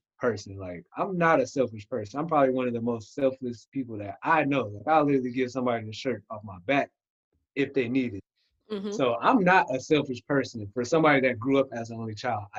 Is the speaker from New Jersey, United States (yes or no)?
no; Michigan, United States; moved away as an adult; now in Georgia, United States; I'm originally from Michigan